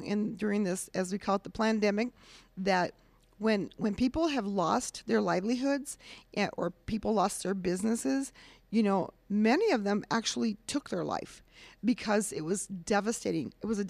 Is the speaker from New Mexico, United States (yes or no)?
yes; Cuba, New Mexico, United States; Okay, I am born and raised in Cuba, New Mexico.